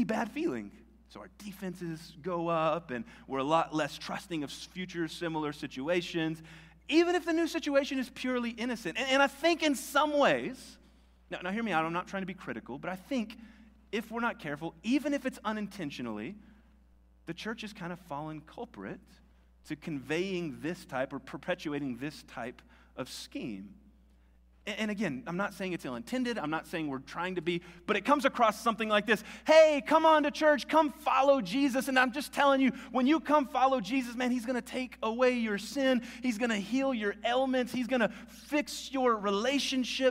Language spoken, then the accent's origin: English; Albuquerque, New Mexico, United States; I'm from Albuquerque.